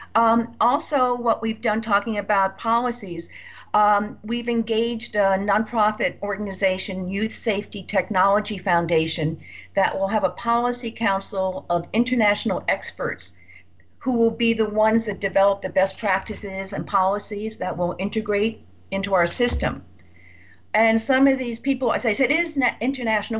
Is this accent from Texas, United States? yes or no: no; Redondo Beach, California, United States; my hometown of Redondo Beach